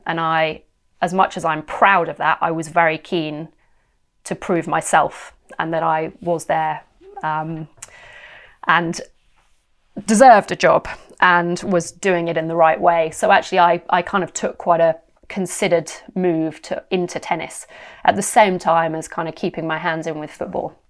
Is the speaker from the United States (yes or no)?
no; United Kingdom; also born or lived in West London; it was exciting being British and in London